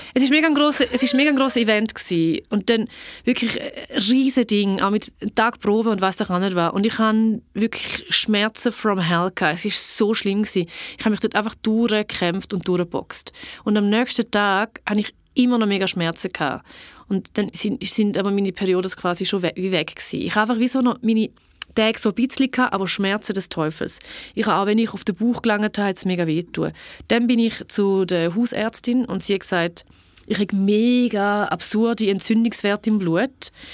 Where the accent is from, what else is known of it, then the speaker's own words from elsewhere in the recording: Niederuzwil, St. Gallen, Switzerland; Ich bin in Niederutzwil aufgewachsen, das mittlere von drei Kindern